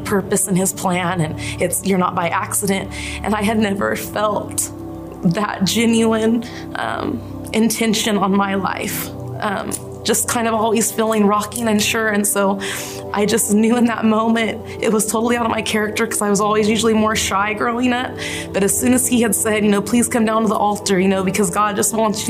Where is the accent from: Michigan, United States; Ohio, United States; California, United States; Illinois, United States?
California, United States; Fresno; I'm from Fresno. I was born and raised here